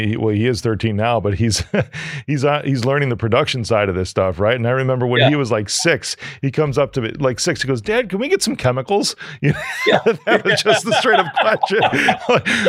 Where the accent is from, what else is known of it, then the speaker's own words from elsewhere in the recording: New York, United States; Yeah, so, I'm just from New York.